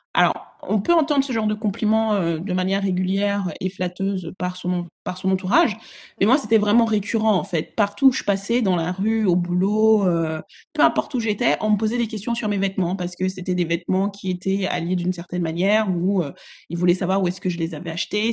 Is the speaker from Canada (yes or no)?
no; Togo; also born or lived in Ghana; now in Paris, France; Mes deux parents sont ghanéens et ils ont migré au Togo, donc je suis togolaise également